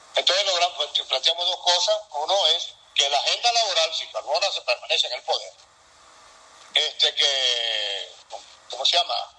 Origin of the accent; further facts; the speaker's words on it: Venezuela; moved away; como venezolano